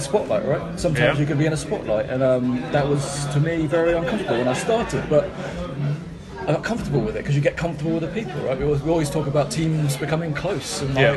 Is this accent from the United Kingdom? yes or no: yes; Devon, South West England, United Kingdom; Born and bred in Devon. Cider in my blood.